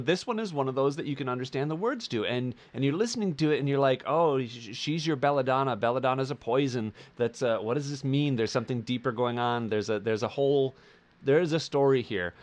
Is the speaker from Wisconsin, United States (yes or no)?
yes; Wisconsin, United States; now in Los Angeles, United States; I am a Midwest boy. I grew up in Wisconsin.